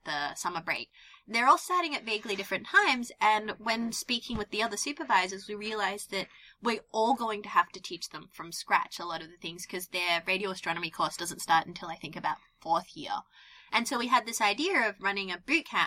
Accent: Australia; moved away as an adult; also born or lived in Netherlands; now in United Kingdom; I grew up in Australia

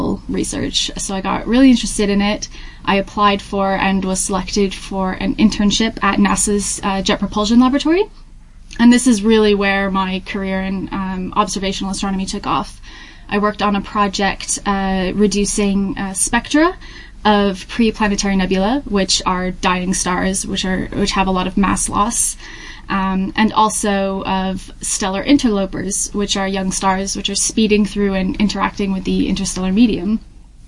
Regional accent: Hampton, New Hampshire, United States; moved away as an adult; also born or lived in Tennessee; now in Manchester, United Kingdom; I'm originally from Hampton, New Hampshire in the U.S.

